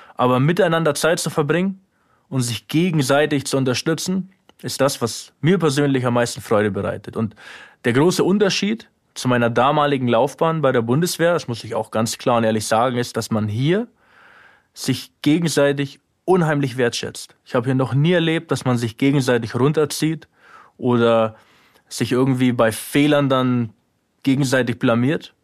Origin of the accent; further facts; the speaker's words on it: Germany; moved away as an adult; now in Ukraine; meine alte Heimat